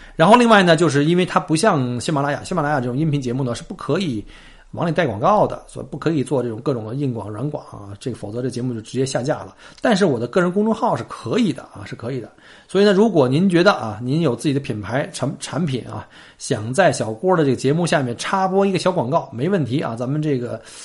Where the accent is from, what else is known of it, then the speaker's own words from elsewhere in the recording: China; now in Australia; 我们中国人